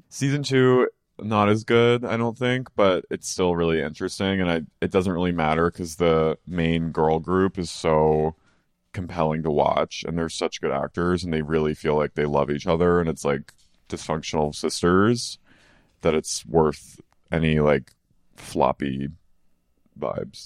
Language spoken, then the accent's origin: English; United States; as an American